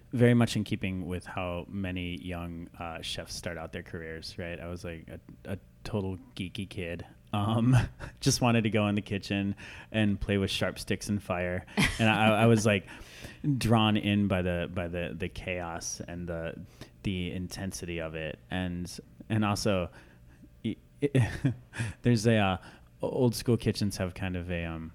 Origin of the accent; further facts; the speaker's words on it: Iowa, United States; also born or lived in Minnesota; I grew up kind of between Minnesota and Iowa. When I was a kid, most of the time in Iowa